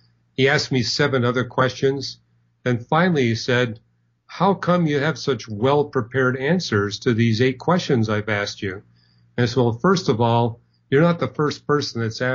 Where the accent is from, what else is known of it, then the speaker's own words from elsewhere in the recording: Canada; I'm not from Germany. I'm from Canada